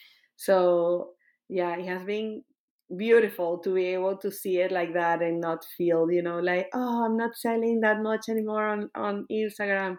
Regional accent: Caracas, Capital District, Venezuela; moved away as an adult; also born or lived in Kentucky, United States; now in Austin, United States; moving out of my country to the United States, and then I moved from a very big city. I moved from Caracas, that is like 5 million people, to a 10,000 people town.

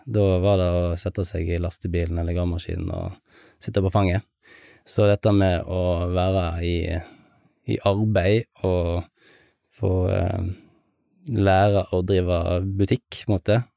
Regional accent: Halsnøy, Vestland, Norway; det er jo bredt anerkjent at eh, Halsnøy er jo perla i Sunnhordland. Altså, det er jo fint på Stord, men, men, eh, men Halsnøy slår jo det meste av. Et lite, fint lokalsamfunn, trygt og godt.

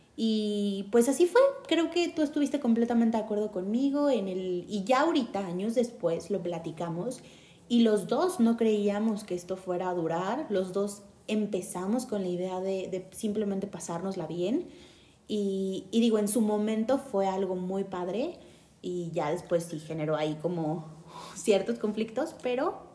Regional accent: Mexico City, Mexico; tengo 29 años y soy originaria de la Ciudad de México

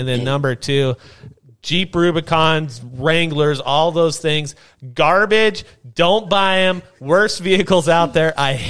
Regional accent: Belgrade, Montana, United States; it wasn't a thing when I grew up in Belgrade.

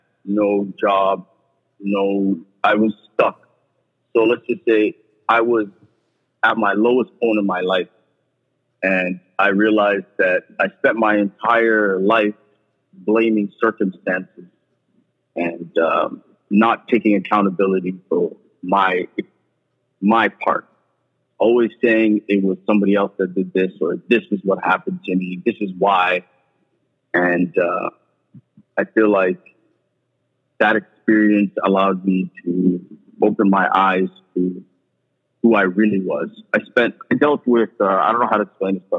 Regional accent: Toronto, Ontario, Canada; I grew up in Toronto.

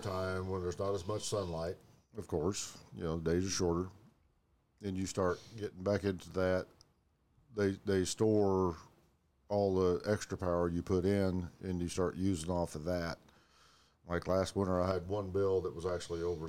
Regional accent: United States; I'm American

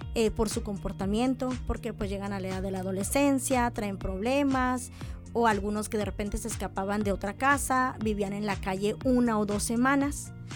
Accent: San Luis Potosí, Mexico; moved away as an adult; now in Mexicali, Mexico; yo soy originaria de San Luis Potosí

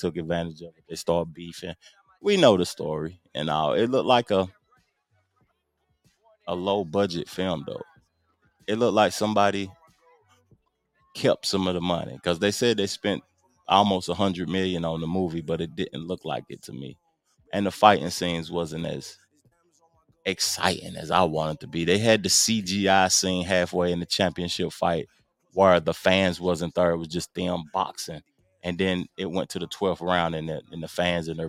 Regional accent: Tennessee, United States; I'm from Tennessee

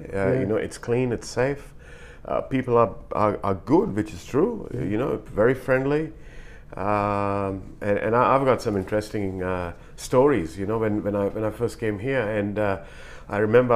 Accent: India; moved away as an adult; now in Australia; I come from India

